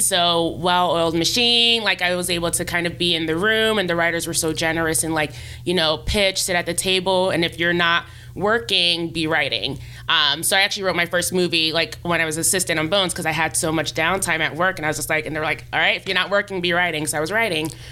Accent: New York, United States; moved away as an adult; now in Los Angeles, United States; I'm I'm from New York originally, and I came out here in 2013, fall of 2013

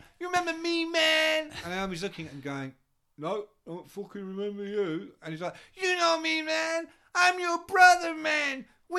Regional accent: England, United Kingdom; I'm English.

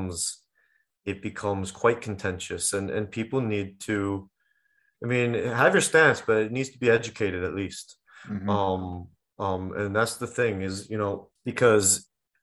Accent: United States; moved away; I'm from the States

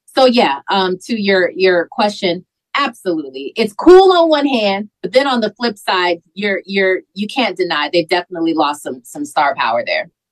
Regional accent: Carson, California, United States; also born or lived in Milwaukee, Wisconsin; I was born in Milwaukee, Wisconsin, so I came here when I was four when I was four years old and I came to to California, I lived in Carson

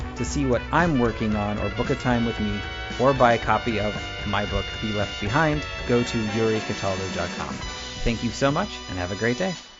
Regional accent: United States; as an American

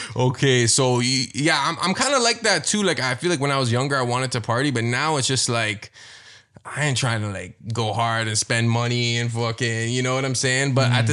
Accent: Toronto, Ontario, Canada; I'm from Scarborough, so like there were a lot of Filipinos there.

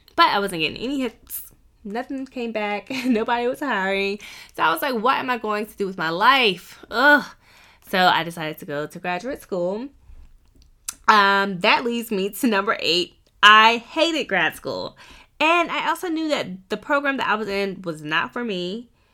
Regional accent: Wilmington, North Carolina, United States; moved away as an adult; now in Columbus, United States; I grew up near Wilmington, North Carolina, so beach, beach, beach

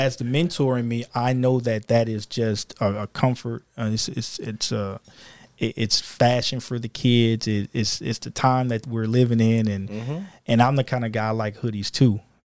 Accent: Kenner, Louisiana, United States; Well, I grew up in Louisiana, just outside of New Orleans.

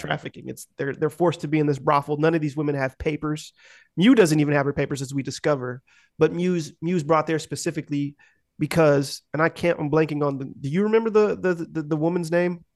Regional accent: United States; I'm too American

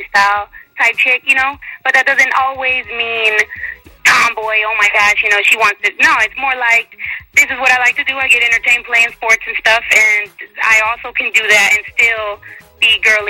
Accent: San Jose, California, United States; moved away as an adult; now in Texas, United States; I'm originally from California. Now I'm out here in Texas

